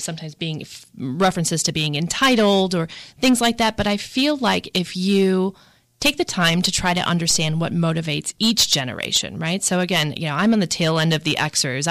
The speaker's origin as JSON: {"language": "English", "town": "Milwaukee", "region": "Wisconsin", "country": "United States", "tie": "born or raised there", "moved": "as an adult"}